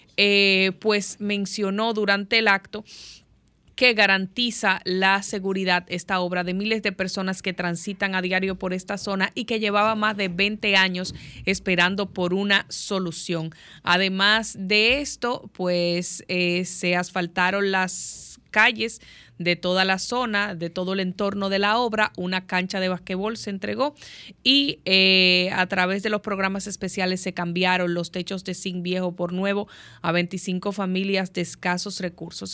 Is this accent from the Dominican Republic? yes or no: yes; Dominican Republic; nosotros como República Dominicana